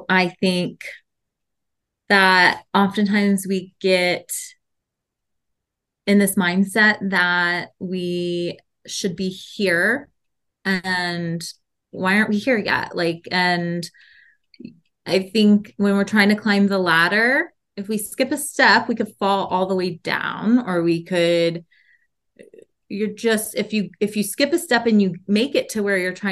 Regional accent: Georgetown, Texas, United States; also born or lived in New York; I am from Georgetown, Texas, which is basically Austin, Texas.

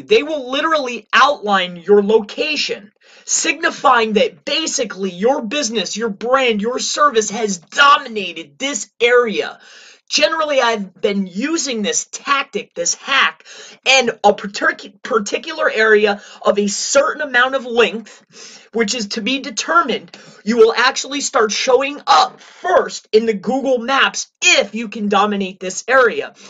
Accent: Florida, United States; moved away; I'm initially from Florida

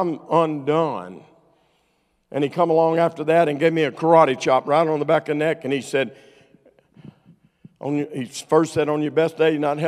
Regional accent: Arkansas, United States; I'm from Arkansas

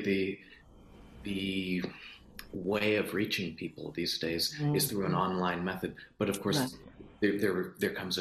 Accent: Urbana, Illinois, United States; I was born in Urbana, Illinois, to a multicultural parents

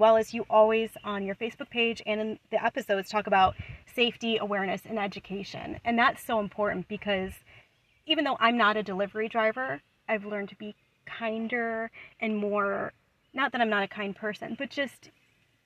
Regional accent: Buffalo, New York, United States; moved away as an adult; also born or lived in the southern US; I'm from Buffalo

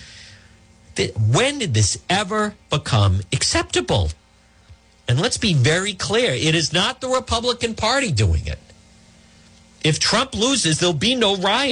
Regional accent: Cranston, Rhode Island, United States; Ferncrest, where I grew up, is right there.

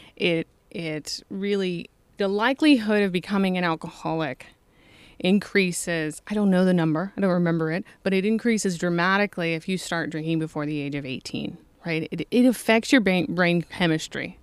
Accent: Toledo, Ohio, United States; I grew up in Toledo

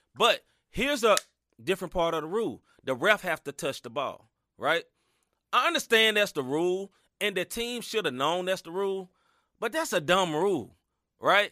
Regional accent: Tennessee, United States; I'm from Tennessee

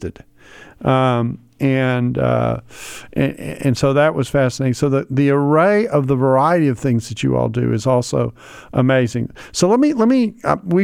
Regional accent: United States; as an American

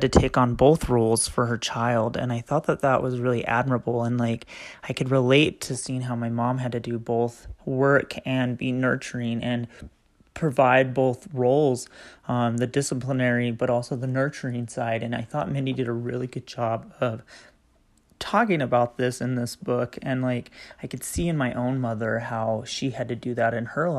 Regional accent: Utah, United States; I am from the Utah area

